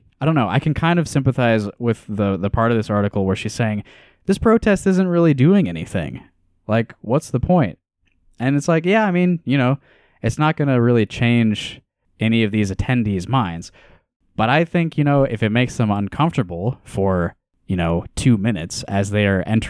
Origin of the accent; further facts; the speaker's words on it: Pella, Iowa, United States; Despite being more right-wing than Iowa City, my hometown, again, that was Pella, treated the liberal senator with respect.